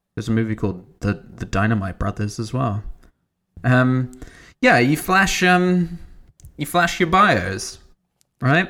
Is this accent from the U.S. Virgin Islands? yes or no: no; United Kingdom